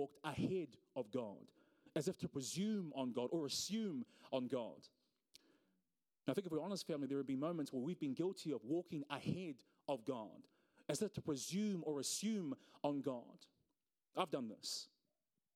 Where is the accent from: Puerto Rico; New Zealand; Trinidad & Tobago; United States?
New Zealand; Auckland; I'm from South Auckland